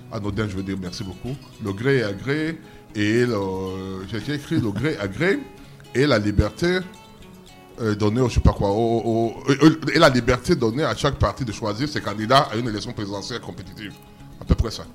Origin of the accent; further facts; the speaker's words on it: Douala, Littoral, Cameroon; also born or lived in Sanaga-Maritime; je suis né à Douala